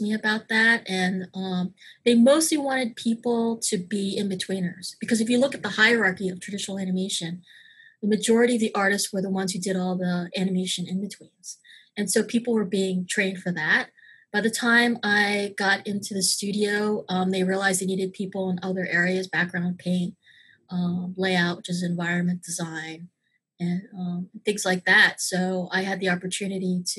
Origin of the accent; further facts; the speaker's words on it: Maryland, United States; moved away as an adult; also born or lived in New York / Los Angeles / Florida; I grew up in the suburbs of Maryland